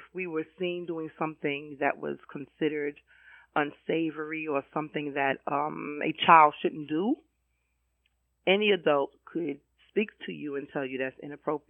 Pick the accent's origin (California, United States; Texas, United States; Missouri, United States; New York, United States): New York, United States; New York City; also born or lived in Bedford Stuyvesant, Brooklyn; I grew up in Crown Heights. I was born in Bedford Stuyvesant, in the old St. John's, I believe it is, hospital, which is now Interfaith.